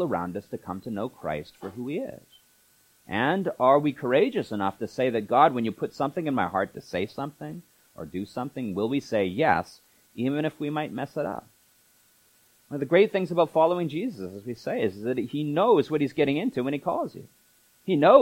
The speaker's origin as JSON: {"language": "English", "country": "Canada", "said": "we're Canadians"}